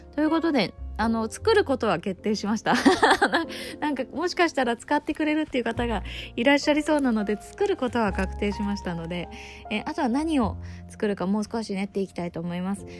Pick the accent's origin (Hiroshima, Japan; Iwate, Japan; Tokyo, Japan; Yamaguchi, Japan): Tokyo, Japan; Izu Oshima; 私が、えー、生まれ育った、えー、伊豆大島の小さな村に